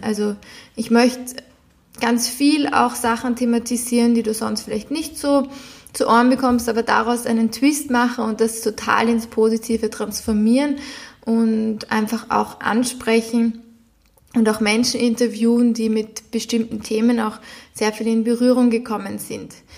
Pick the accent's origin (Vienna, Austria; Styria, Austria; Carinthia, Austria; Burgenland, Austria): Vienna, Austria; moved away as an adult; ich bin zum Beispiel in Wien geboren, bin, habe bis jetzt immer in Wien gewohnt